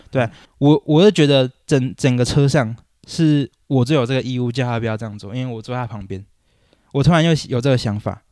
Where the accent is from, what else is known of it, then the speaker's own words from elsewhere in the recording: Taichung, Taiwan; moved away as an adult; also born or lived in Wanhua, Taipei; now in Taipei, Taiwan; 因为我老家在台中